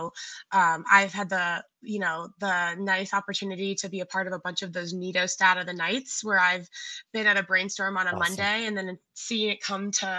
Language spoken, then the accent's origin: English; Cleveland, Ohio, United States; I grew up in Cleveland, Ohio